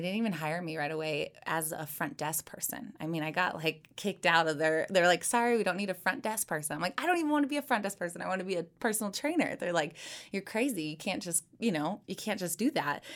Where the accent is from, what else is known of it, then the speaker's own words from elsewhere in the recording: Missouri, United States; So I'm from Missouri. I was born and raised in a very small town